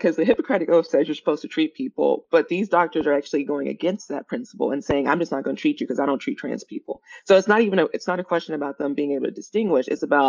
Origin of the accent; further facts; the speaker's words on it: the South, United States; so I grew up in the South, and then I kind of started my, you know, went to college and started my career in the Midwest, and now I'm on the West Coast.